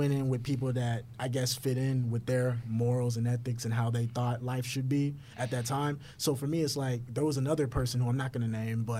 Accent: Houston, Texas, United States; Yeah, I'm from Houston.

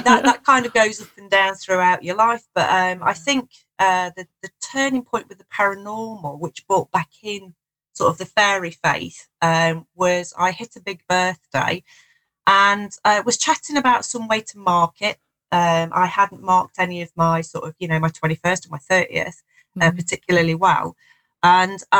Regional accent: Nottinghamshire, East Midlands, United Kingdom; moved away as an adult; also born or lived in southern England; I'm just back in the Shire after spending some time down south. So it's nice. I've lived down south for quite a while

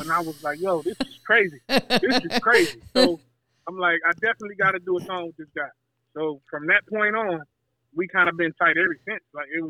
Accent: San Antonio, Texas, United States; I'm from San Antonio, Texas.

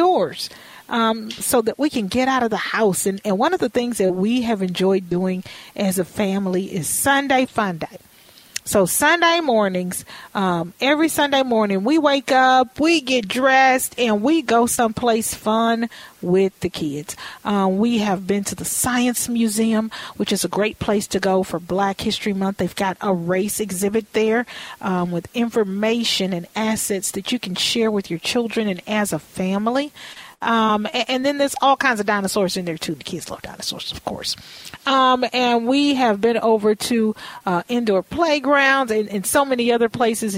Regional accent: Texas, United States; now in Minnesota, United States; I'm from Texas.

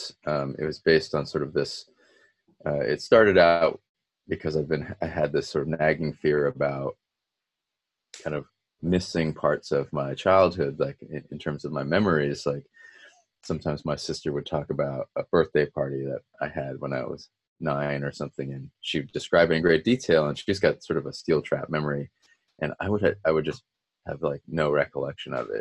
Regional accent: United States; being a second generation minority growing up in the States

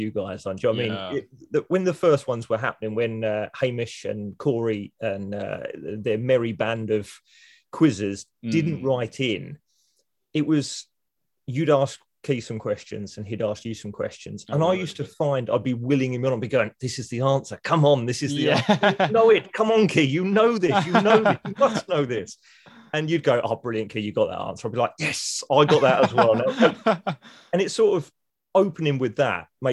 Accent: United Kingdom; being British

